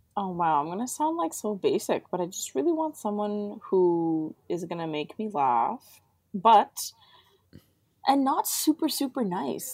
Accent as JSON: {"language": "English", "town": "Toronto", "region": "Ontario", "country": "Canada", "said": "I'm from Toronto"}